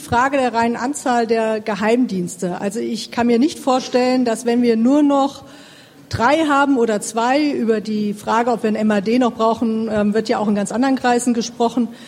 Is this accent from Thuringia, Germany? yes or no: yes; Thuringia, Germany; ich komme aus Thüringen